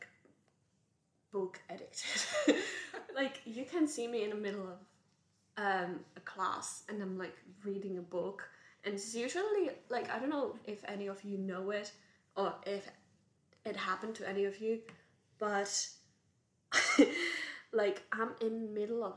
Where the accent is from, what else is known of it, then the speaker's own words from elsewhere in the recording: Czechia; now in Dublin, Ireland; I'm not from here. I'm from Czech Republic.